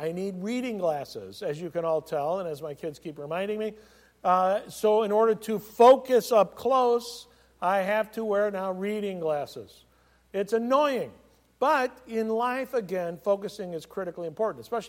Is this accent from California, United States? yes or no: yes; California, United States; I was as a kid growing up in California